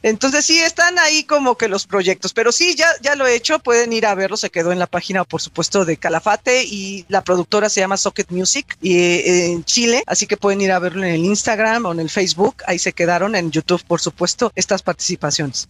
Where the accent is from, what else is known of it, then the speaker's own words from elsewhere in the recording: Mexico; soy cantautora mexicana independiente.